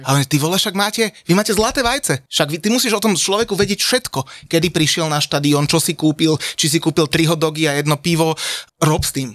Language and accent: Slovak; Bratislava, Bratislava Region, Slovakia; ja som teda Bratislavčan